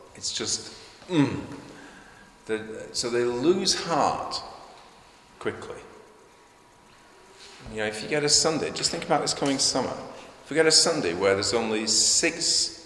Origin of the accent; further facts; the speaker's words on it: United Kingdom